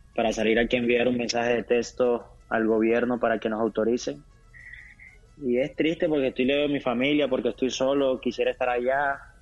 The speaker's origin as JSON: {"language": "Spanish", "country": "Colombia"}